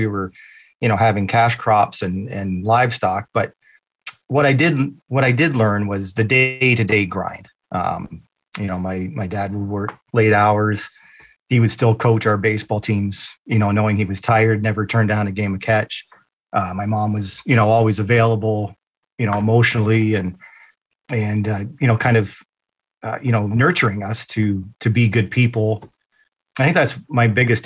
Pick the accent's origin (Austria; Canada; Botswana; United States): Canada; London, Ontario; I come from London, Ontario, Canada. So I am born and raised